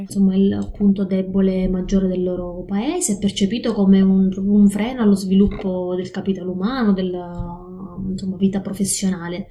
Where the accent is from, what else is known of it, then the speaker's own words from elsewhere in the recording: province of Catania, Sicily, Italy; moved away as an adult; also born or lived in Forlì, Italy; now in Mitrovica, Kosovo; Vivo in questo momento a Kosovska Mitrovica, quindi nel mm-hmm. nord del, del Kosovo, ma vengo dalla Sicilia, provincia di Catania